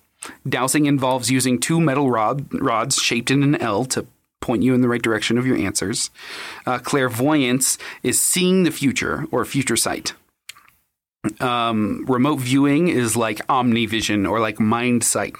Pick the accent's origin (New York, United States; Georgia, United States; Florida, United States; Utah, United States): Utah, United States; we're from Utah